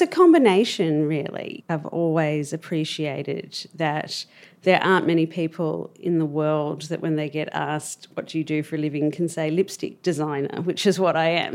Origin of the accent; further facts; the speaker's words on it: Melbourne, Victoria, Australia; moved away; I grew up in Albert Park, actually. That's where I was born